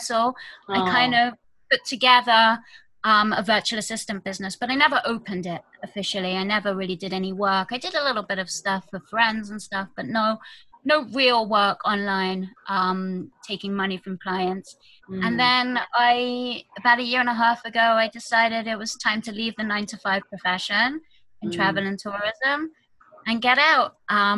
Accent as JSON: {"language": "English", "country": "United Kingdom", "moved": "as an adult", "lives_now": "Jerusalem, Israel", "said": "I am from the UK originally, as you can tell from my accent."}